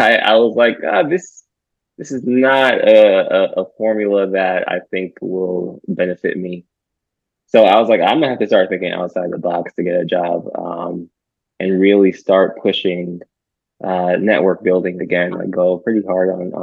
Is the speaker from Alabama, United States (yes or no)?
yes; Huntsville, Alabama, United States; moved away; I told her I was from Huntsville